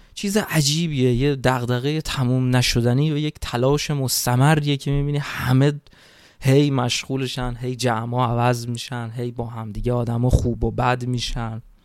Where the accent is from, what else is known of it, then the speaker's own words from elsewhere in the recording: Iran; moved away as an adult; من تو این چهار سالی که خارج از ایران هستم